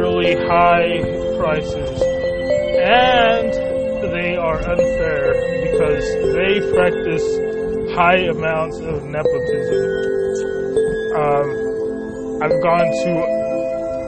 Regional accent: United States; I was brought to from the age of three to America as an illegal immigrant, and I grew up here in America amongst my peers as an illegal immigrant

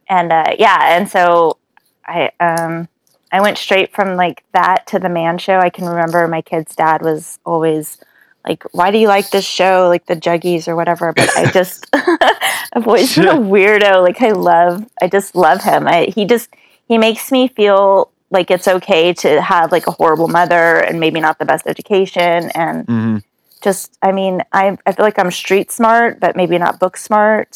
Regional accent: Sacramento, California, United States; That is my hometown. I am a Sac Town girl, Northern California

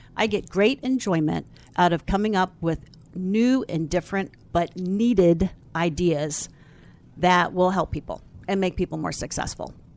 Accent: Falls Church, Virginia, United States; I am from Falls Church, Virginia

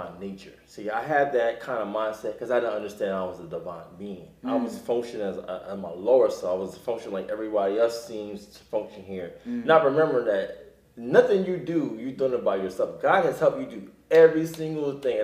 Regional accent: Wilmington, Delaware, United States; moved away as an adult; also born or lived in Philadelphia, Pennsylvania; now in Los Angeles, United States; I'm from Wilmington, Delaware. I was born and raised in Wilmington, Delaware

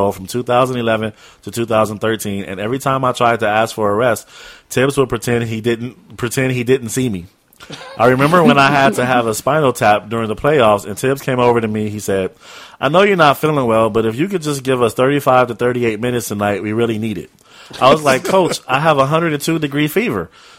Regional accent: Brooklyn, New York, United States; I'm from Brooklyn. I ain't never fished in my life.

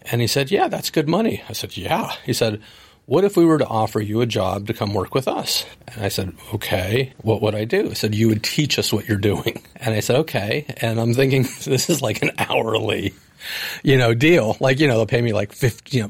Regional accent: Oakland, California, United States; Born and raised in Oakland, California

